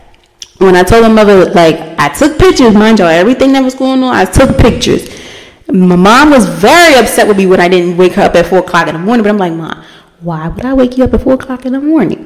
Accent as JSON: {"language": "English", "country": "United States", "said": "As a black person, especially as African American woman"}